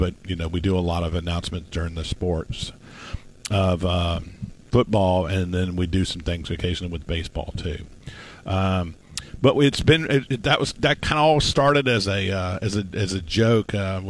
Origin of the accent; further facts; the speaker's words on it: Houston, Texas, United States; moved away as an adult; also born or lived in Mississippi; I grew up in Texas most, you know, a good portion of my life, and we lived in North Houston. And my mom and my brother still live there.